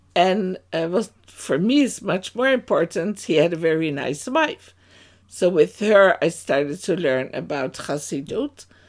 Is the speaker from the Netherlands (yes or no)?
yes; Amsterdam, North Holland, Netherlands; moved away as an adult; now in Amersfoort, Netherlands; I was born in Amsterdam to two Dutch parents, and that's already quite a time ago. And, yeah, it was in Amsterdam Oost, in the east of Amsterdam. there we grew up